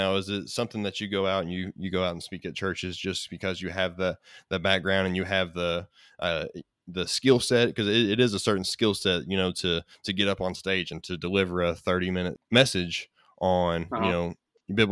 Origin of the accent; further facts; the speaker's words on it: Kentucky, United States; I'm from Kentucky